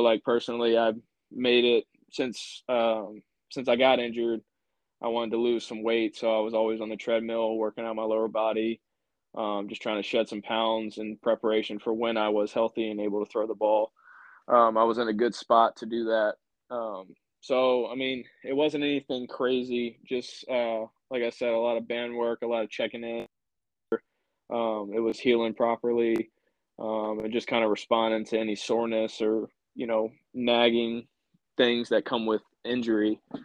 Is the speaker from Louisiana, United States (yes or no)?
yes; Louisiana, United States; growing up in Louisiana, you always go to Alex Box